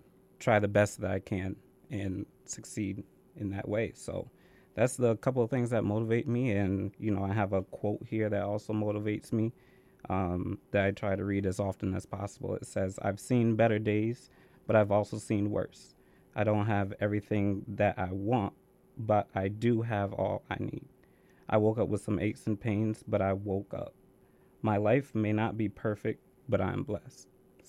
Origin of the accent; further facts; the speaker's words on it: Vernon, Connecticut, United States; So I was born in Vernon, Connecticut, which is about 20 minutes away from here. I used to live with my mom and my dad and a nice little town in Vernon.